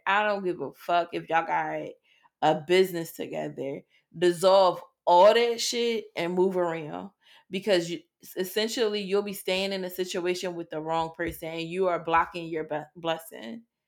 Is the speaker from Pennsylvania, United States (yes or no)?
yes; Philadelphia, Pennsylvania, United States; growing up in Philadelphia